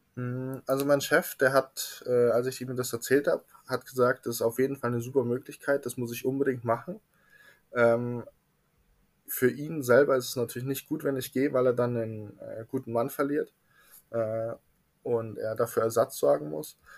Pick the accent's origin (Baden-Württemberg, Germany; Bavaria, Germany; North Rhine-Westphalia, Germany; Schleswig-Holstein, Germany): Bavaria, Germany; Munich; Ich komme aus München, genauer gesagt aus Trudeleck